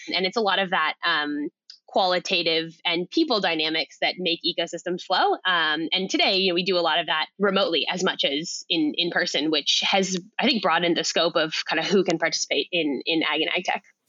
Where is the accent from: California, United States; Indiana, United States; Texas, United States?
California, United States; Silicon Valley; now in Australia; I grew up in Silicon Valley